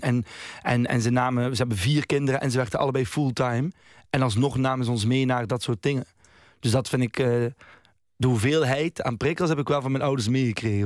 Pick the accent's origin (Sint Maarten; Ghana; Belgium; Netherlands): Belgium; Roeselare, Flanders; moved away; also born or lived in Den Bosch; ik ben geboren in Roeselare. Maar eigenlijk ben ik opgegroeid vijf jaar een beetje overal in Vlaanderen. Omdat mijn ouders heel veel nog moesten verhuizen. Want eigenlijk waren ze zo net afgestudeerde eh, arme mensen. En plotseling kreeg mijn vader een job in Roeselare. En dan besloten ze daar te blijven. En dan ben ik daar opgegroeid